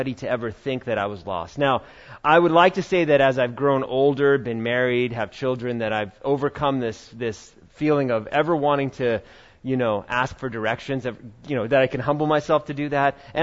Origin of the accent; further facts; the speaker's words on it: New York, United States; When I was growing up in New York